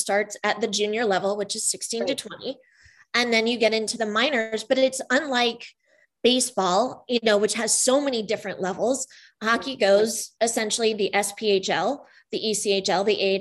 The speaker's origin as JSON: {"language": "English", "town": "Danville", "country": "United States", "tie": "born or raised there", "said": "I grew up in Danville"}